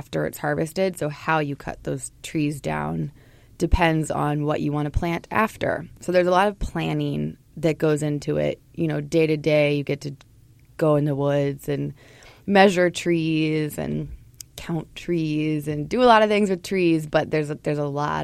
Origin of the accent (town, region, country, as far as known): Portland, Oregon, United States; born or raised there; moved away as an adult; also born or lived in St. Paul, Minnesota; now in Minnesota, United States